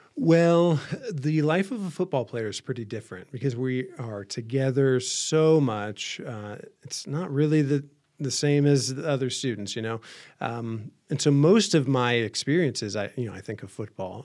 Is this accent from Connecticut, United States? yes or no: no; Van Wert, Ohio, United States; from a small town northwest Ohio, so not too far from here.